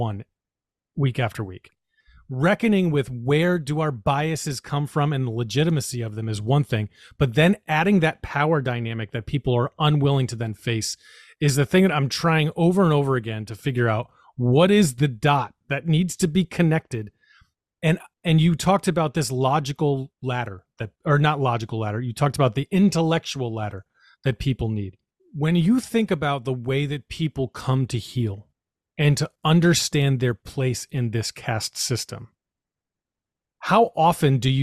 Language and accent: English; New York, United States; I'm a New Yorker